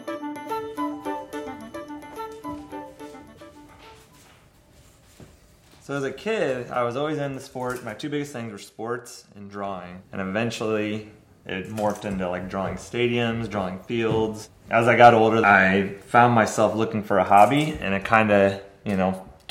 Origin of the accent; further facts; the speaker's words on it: Omaha, Nebraska, United States; I grew up down the street from Rosenblatt and then just being in Omaha